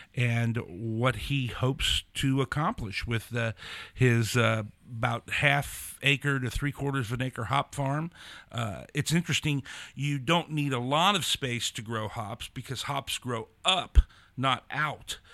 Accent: Loveland, Ohio, United States; I'm from Loveland, Ohio too

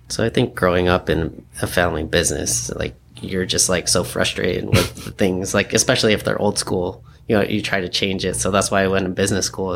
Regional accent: San Diego, California, United States; also born or lived in New York; we grew up here in San Diego

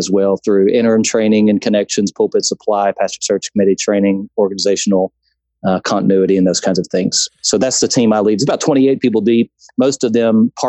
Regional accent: Baton Rouge, Louisiana, United States; now in Texas, United States; I grew up in Baton Rouge, and so I'm a transplant to Texas

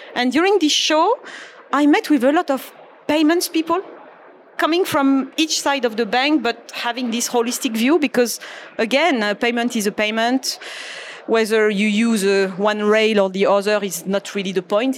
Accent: Marseille, Provence-Alpes-Côte d'Azur, France; moved away as an adult; now in Naples, United States; growing up in France and, and even in Europe

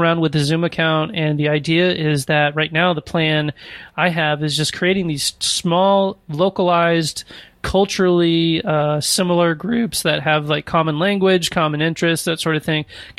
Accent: Arkansas, United States; born there; also born or lived in Warrenton, Missouri; No, I was born in Arkansas and moved around and ended up in Warrenton, Missouri for a while.

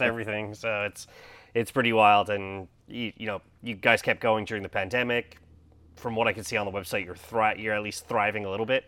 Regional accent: Montreal, Quebec, Canada; I'm from Montreal

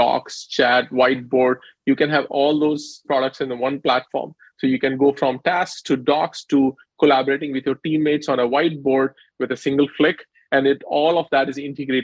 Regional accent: India; moved away; So I grew up in India, undergrad there

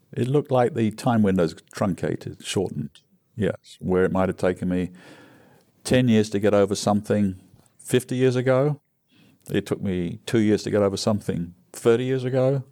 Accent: England, United Kingdom; moved away as an adult; now in United States; growing up in England

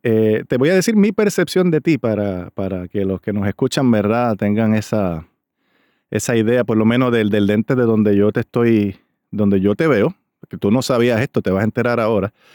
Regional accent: Río Grande, Puerto Rico; de mi pueblo también de Río Grande, Puerto Rico

